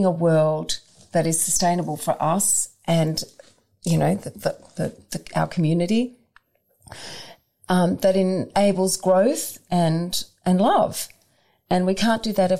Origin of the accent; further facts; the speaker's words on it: suburban Victoria, Australia; I was raised in suburban Victoria